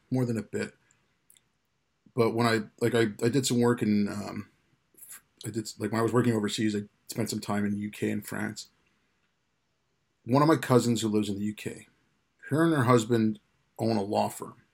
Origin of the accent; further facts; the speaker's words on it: India; now in United Kingdom; I'm from India, family from India and Pakistan, they speak Urdu.